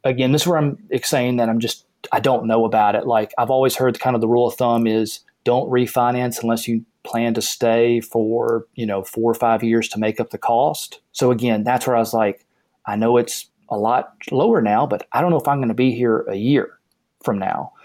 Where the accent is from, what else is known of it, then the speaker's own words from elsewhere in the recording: the South, United States; I grew up in the South